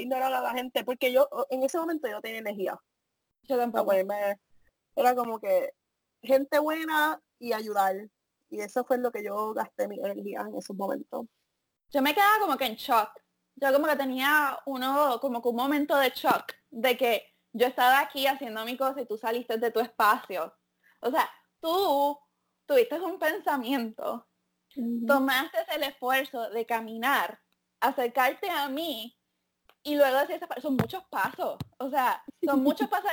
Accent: Puerto Rico; moved away; como muchos puertorriqueños

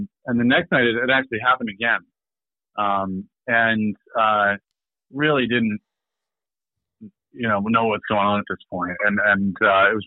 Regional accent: Michigan, United States; moved away as an adult; now in Maine, United States; I'm from Michigan.

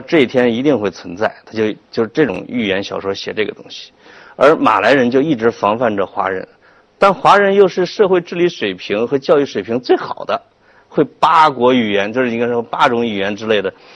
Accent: China; 我们中国人

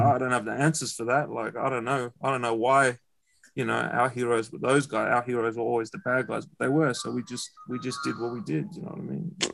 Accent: Melbourne, Victoria, Australia; also born or lived in Glen Waverley; was raised around Dandy.

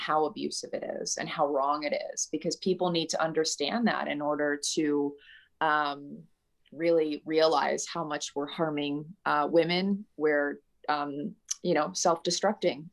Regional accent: Southern California, United States; I was raised in Southern California

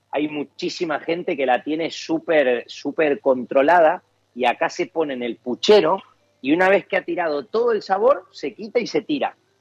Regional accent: Argentina; moved away as an adult; now in Valencia, Spain; somos argentinos, que hemos nacido allá

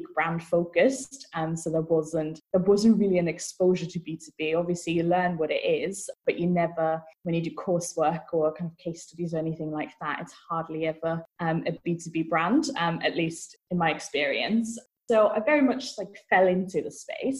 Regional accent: Vienna, Austria; moved away as an adult; also born or lived in Manchester, United Kingdom / Brighton, United Kingdom; now in Bristol, United Kingdom; I'm originally from Vienna, Austria.

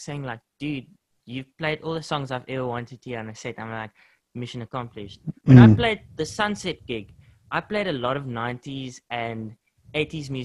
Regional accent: South Africa; that's the one thing of being South African

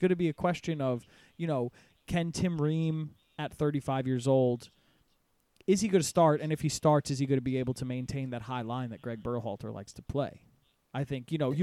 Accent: United States; I'm American

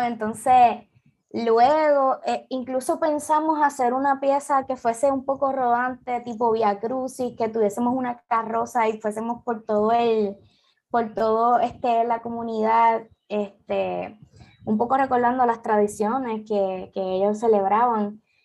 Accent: Puerto Rico; aquí en Puerto Rico

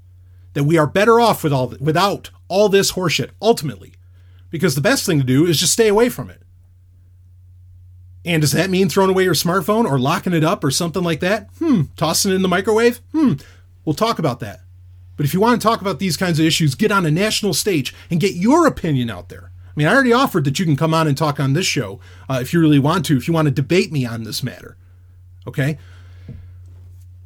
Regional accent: New York City, New York, United States; now in New Hampshire, United States; I'm from New York City

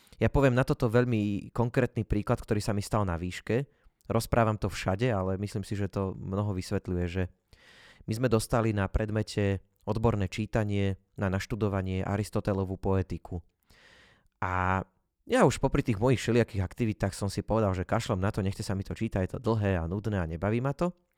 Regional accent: Jasenie, Banská Bystrica Region, Slovakia; hovorím, že z jasenia

